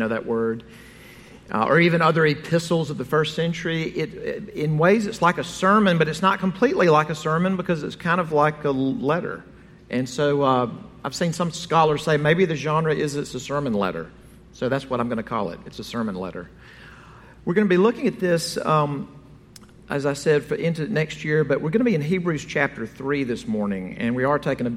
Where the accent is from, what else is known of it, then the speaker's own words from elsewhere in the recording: Jackson, Mississippi, United States; I'm from Mississippi, and the reservoir north of my hometown of Jackson, Mississippi, is the Ross Barnett Reservoir